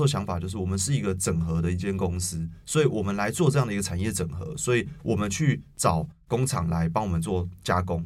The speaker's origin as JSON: {"language": "Chinese", "region": "Taipei", "country": "Taiwan", "said": "我是一个台北人"}